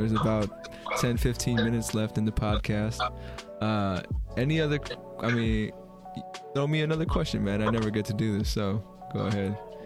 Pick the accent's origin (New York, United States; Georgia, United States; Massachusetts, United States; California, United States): California, United States; Bay Area; I grew up in the Bay Area, so pretty liberal